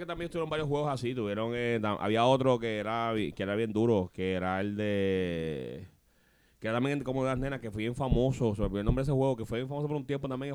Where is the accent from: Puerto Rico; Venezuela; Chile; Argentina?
Puerto Rico; Trujillo Alto; Yo soy aquí de Trujillo